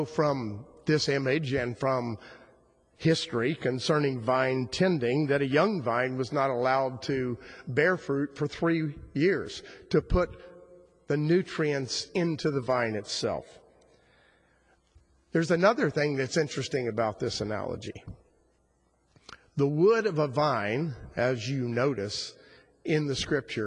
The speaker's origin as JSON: {"language": "English", "region": "South Florida", "country": "United States", "tie": "born or raised there", "said": "growing up in South Florida"}